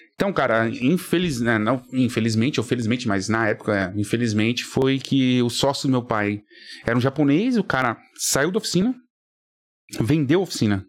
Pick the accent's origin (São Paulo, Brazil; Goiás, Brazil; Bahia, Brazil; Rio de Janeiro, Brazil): São Paulo, Brazil; eu sou natural de São Paulo mesmo, Vila Prudente